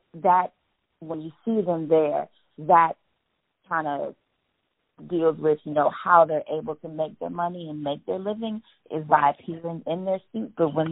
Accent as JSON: {"language": "English", "town": "Chicago", "region": "Illinois", "country": "United States", "said": "I'm actually from Chicago, but both of my parents, my mother and my father, were born and raised in New Orleans."}